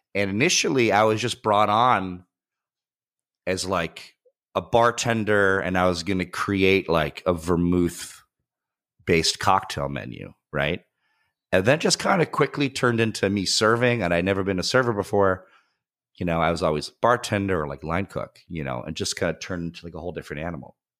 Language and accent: English; Bergen County, New Jersey, United States; moved away as an adult; also born or lived in Upper West Side, New York City / Schenectady, New York / Astoria, New York; I was born on the Upper West Side, grew up primarily in Bergen County, New Jersey